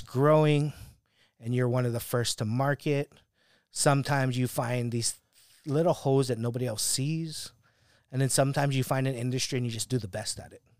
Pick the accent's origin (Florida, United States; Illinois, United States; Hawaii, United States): Hawaii, United States; moved away as an adult; growing up in Hawaii